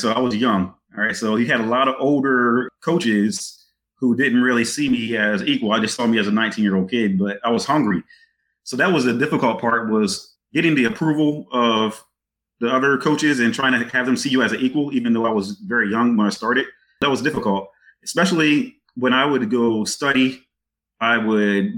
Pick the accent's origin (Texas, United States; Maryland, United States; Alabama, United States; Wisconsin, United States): Maryland, United States; Eastern Shore; moved away; growing up on the Eastern Shore in that time period that I was